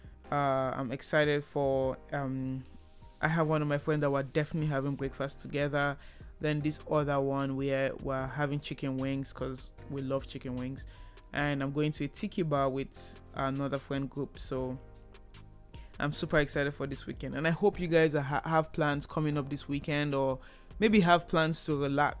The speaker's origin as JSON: {"language": "English", "country": "Nigeria", "moved": "as an adult", "lives_now": "Canada", "said": "I moved from Nigeria to Canada for school, so I am Nigerian"}